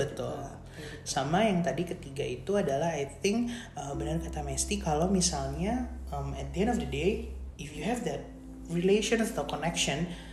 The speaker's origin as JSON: {"language": "Indonesian", "country": "Indonesia", "tie": "born or raised there", "moved": "as an adult", "said": "kita waktu di Indonesia di, dari kecil kita juga dididik untuk kayak wah bule bule bule gitu"}